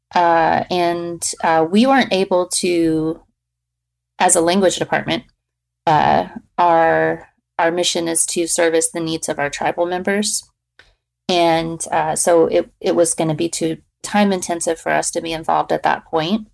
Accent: Fort Worth, Texas, United States; now in Lawton, United States; I grew up in Fort Worth, uh, which is only two, two hours away

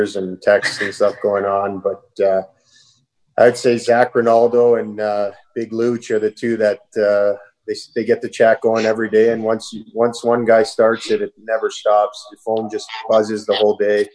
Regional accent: Toronto, Ontario, Canada; I'm from Toronto

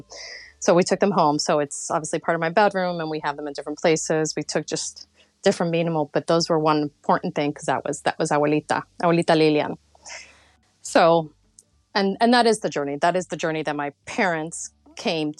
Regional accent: Florida, United States; born or raised there; also born or lived in New York City, United States / Colombia / Mexico / San Francisco, United States

